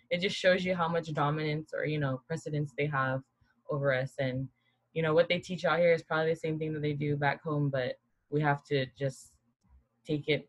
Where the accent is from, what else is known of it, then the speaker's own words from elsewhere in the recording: Guam; moved away; growing up in Guam, so we have to do the Pledge of Allegiance